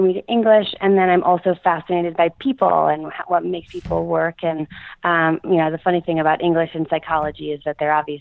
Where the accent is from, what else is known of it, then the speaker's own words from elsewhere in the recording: Philadelphia, Pennsylvania, United States; moved away as an adult; also born or lived in upstate New York; I grew up in the Philadelphia area, right outside of Philadelphia